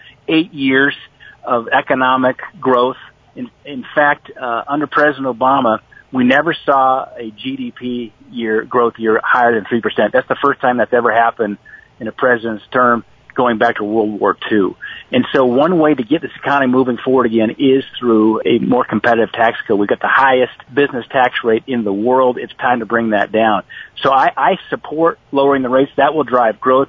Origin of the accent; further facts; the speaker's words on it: Montana, United States; my home state of Montana